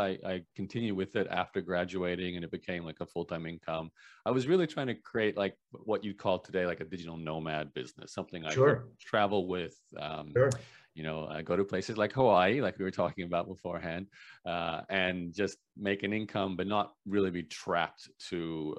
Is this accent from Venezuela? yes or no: no; Brisbane, Queensland, Australia; accent: Canadian; Yeah, so the short version, born and raised in Brisbane, Australia, Canadian parents who are actually immigrants to Canada from Eastern Europe. But, you know, pretty much lived in Australia, despite having a Canadian accent